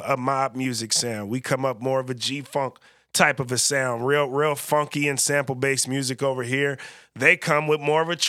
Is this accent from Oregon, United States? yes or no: no; California, United States; now in Portland, United States; from a place where I feel like we're pretty culturally in tune and definitely very diverse as well, growing up in the Bay Area where Portland lacks a little bit some of that diversity